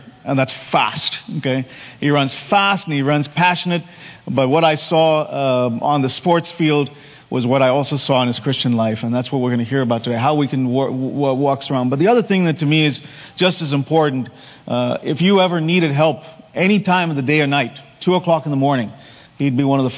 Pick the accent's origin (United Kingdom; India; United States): India; moved away; when we grew up in India